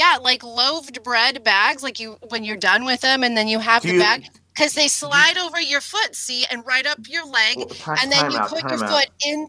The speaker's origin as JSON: {"language": "English", "region": "Minnesota", "country": "United States", "tie": "born or raised there", "moved": "yes", "lives_now": "the South, United States", "said": "Growing up in Minnesota, I was in Pee Wee figure skating."}